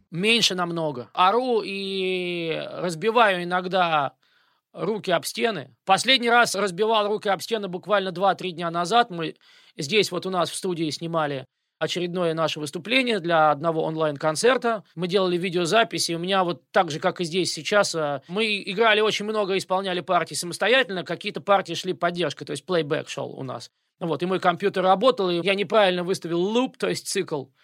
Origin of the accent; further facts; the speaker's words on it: Moscow, Russia; moved away as an adult; now in United States; я москвич